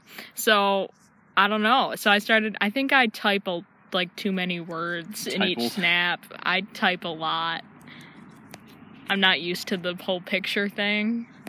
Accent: Almond, New York, United States; We are from Almond, New York.

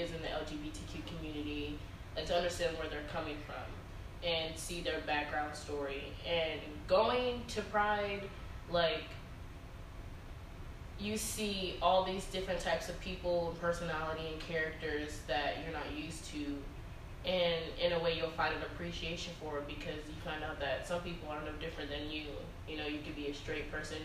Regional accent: Baytown, Texas, United States; I'm from Baytown, Texas

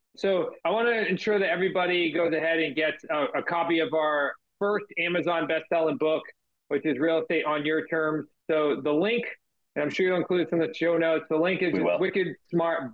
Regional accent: Massachusetts, United States; us being from Massachusetts

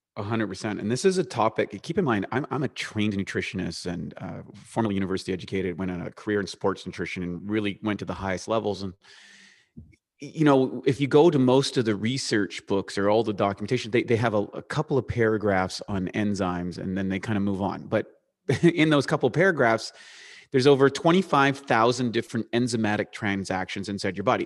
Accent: Eastern Canada, Canada; accent: Canadian; moved away; life was normal growing up in eastern Canada, which is up by Maine, playing hockey, s, in a small town

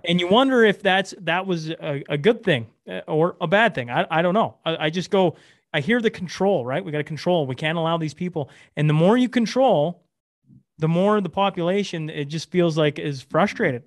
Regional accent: Canada; I'm, I'm, I'm a Canadian.

